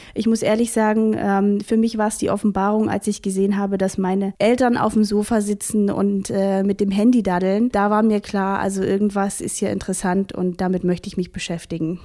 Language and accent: German; Vogtland, Saxony, Germany; also born or lived in Halle; now in Chemnitz, Germany; Ursprünglich bin ich Vogtländerin, also ich komme aus Sachsen